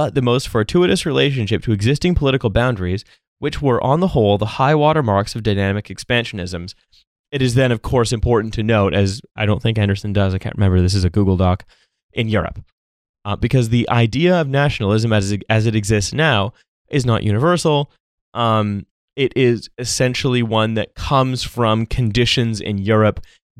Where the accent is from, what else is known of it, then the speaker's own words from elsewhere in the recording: Canada; born there; because I was born in Canada, that I was then given a Canadian passport